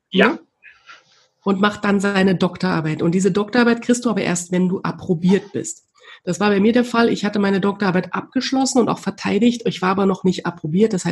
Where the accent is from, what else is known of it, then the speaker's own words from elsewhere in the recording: East Germany, Germany; ich komme aus der DDR, bin in der DDR groß geworden, die Wende war, da war ich zwölf